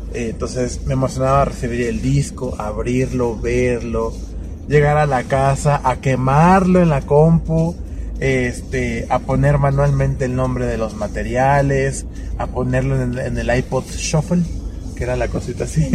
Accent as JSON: {"language": "Spanish", "country": "Mexico", "said": "nosotros como, como personas, como mexicanos"}